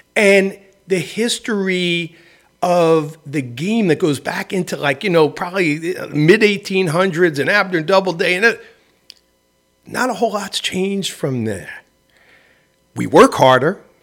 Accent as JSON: {"language": "English", "town": "New York City", "region": "New York", "country": "United States", "tie": "born or raised there", "said": "I grew up in the Bronx"}